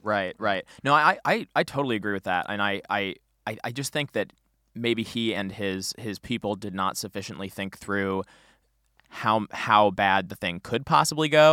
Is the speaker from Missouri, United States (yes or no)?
yes; St. Louis, Missouri, United States; I'm from Saint Louis